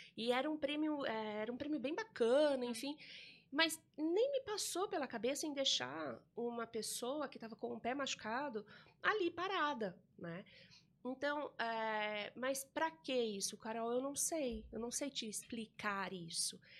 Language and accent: Portuguese; São Roque, São Paulo, Brazil; eu sou nascida em São Roque, é, aqui no interior de São Paulo também